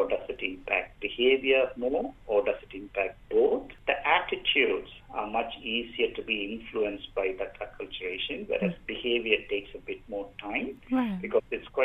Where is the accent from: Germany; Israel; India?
India; moved away as an adult; now in Australia; Me being an Indian migrant myself back in 2005